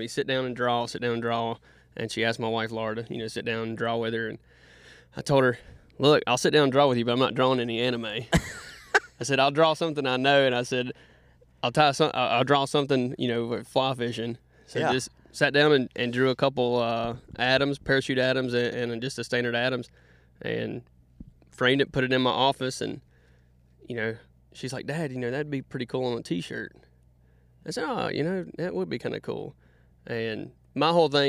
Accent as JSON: {"language": "English", "town": "Statesville", "region": "North Carolina", "country": "United States", "tie": "born or raised there", "said": "from Statesville, North Carolina. Lived in North Carolina my whole life."}